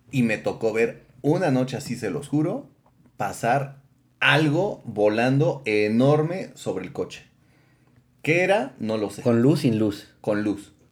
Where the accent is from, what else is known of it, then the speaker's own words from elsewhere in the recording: Tlaxcala, Mexico; Crecimos en Tlaxcala en alguna parte del estado.